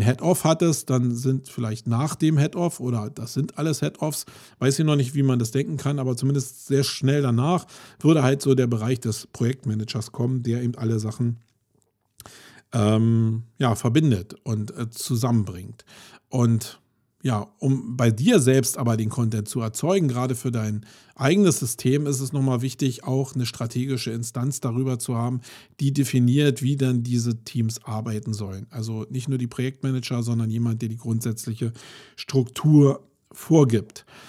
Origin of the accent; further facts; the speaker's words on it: Germany; wir uns als Deutsche